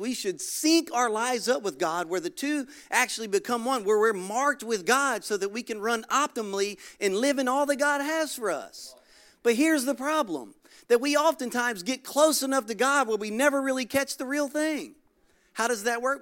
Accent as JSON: {"language": "English", "region": "Louisiana", "country": "United States", "moved": "as an adult", "lives_now": "Florida, United States", "said": "Originally, I'm from Louisiana"}